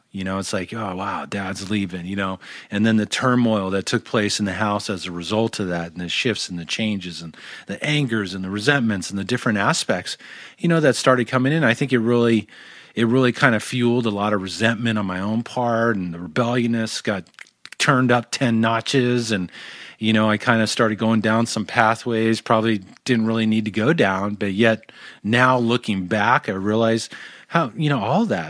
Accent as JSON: {"language": "English", "town": "Tustin", "region": "California", "country": "United States", "tie": "born or raised there", "also_born_or_lived": "North Hollywood, California", "said": "born in, born in North Hollywood and, and raised in Tustin, California"}